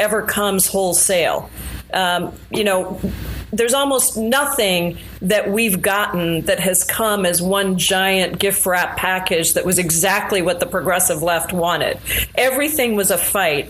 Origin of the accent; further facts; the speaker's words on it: India; now in United States; I'm from India originally, born in India